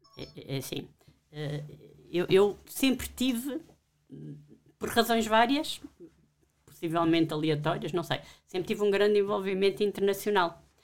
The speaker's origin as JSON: {"language": "Portuguese", "region": "Alentejo", "country": "Portugal", "moved": "yes", "said": "Eu não sou de Lisboa, sou do Alentejo"}